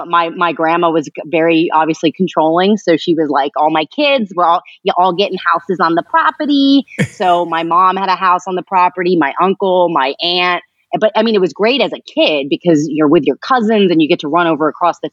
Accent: East Stroudsburg, Pennsylvania, United States; born there; So I was born in East Stroudsburg, Pennsylvania.

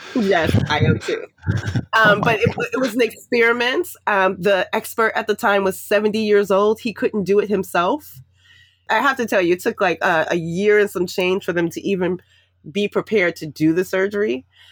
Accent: New York City, New York, United States; moved away as an adult; also born or lived in Washington, D.C. area; I grew up in the projects in Harlem and the Bronx, um, New York City.

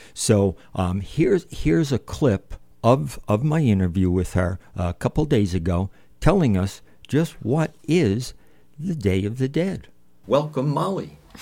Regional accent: New Jersey, United States; I'm from New Jersey

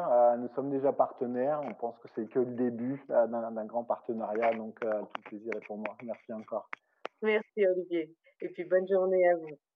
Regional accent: France; comme je suis français de naissance, la grenouille, c'est ça, appelle souvent les Français les frogs

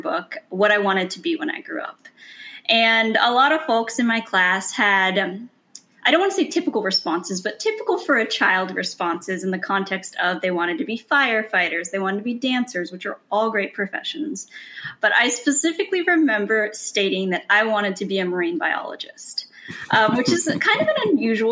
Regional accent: California, United States; moved away as an adult; growing up in California really meant growing up in nature.

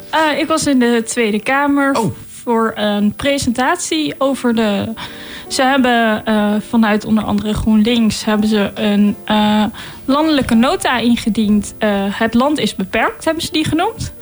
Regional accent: Delft, South Holland, Netherlands; ik kom uit Delft

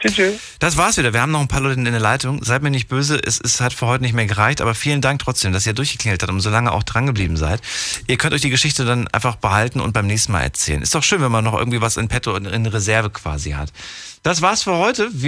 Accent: Frankfurt, Hesse, Germany; liebe Grüße nach Frankfurt, in meine Old City, meine alte Heimat.

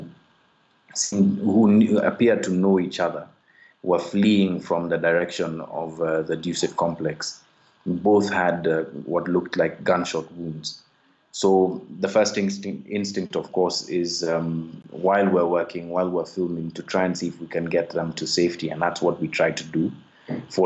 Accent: Kenya; I'm a Kenyan investigative journalist

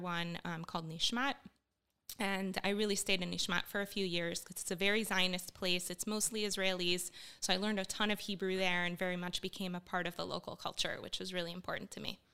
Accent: Miami, Florida, United States; also born or lived in Bogota, Colombia / northern United States; when I was five years old, we fled to the U S in kind of a traumatic way and ended up in Miami, where I grew up.

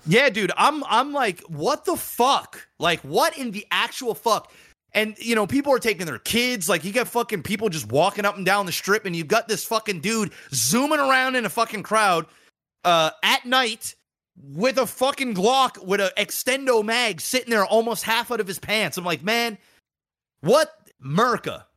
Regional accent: Nova Scotia, Canada; I'm fucking from Nova Scotia

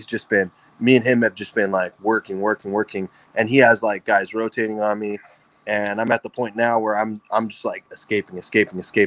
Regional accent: Fresno, California, United States; moved away as an adult; Fresno, my hometown. I was living with my parents

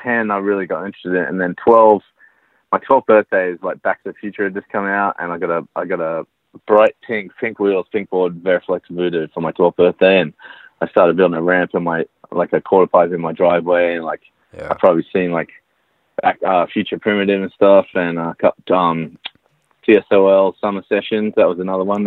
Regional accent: Sydney, New South Wales, Australia; moved away as an adult; also born or lived in New York City; now in United States; I grew up in Sydney, Australia

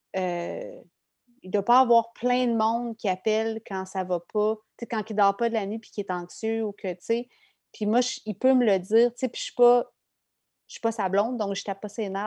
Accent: Quebec, Canada; moved away as an adult; j'ai quitté le Québec

